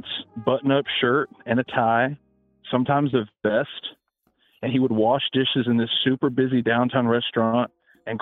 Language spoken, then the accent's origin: English; Memphis, Tennessee, United States; I'm born and raised in Memphis